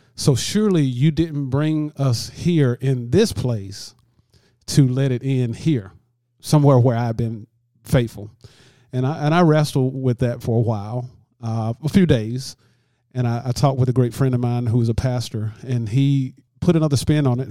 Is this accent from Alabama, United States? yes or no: yes; Lanett, Alabama, United States; moved away as an adult; now in LaGrange, United States; I was actually born and raised in Lynette, Alabama, which is about thirteen miles south of here